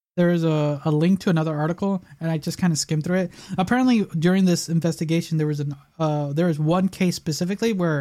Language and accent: English; Chicago, Illinois, United States; we lived in the south side of Chicago